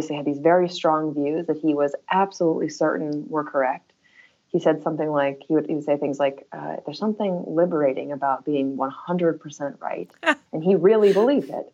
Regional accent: Topeka, Kansas, United States; my hometown of Topeka, Kansas

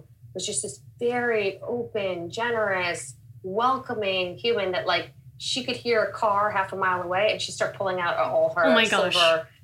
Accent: Long Island, New York, United States; also born or lived in Springfield, Illinois / India; So I was born in Springfield, Illinois. I lived there for only a few years. My dad actually ended up starting a business, so we ended up moving to New York. My parents rented a house for a year, and then they bought a home out here in Long Island. I grew up here primarily.

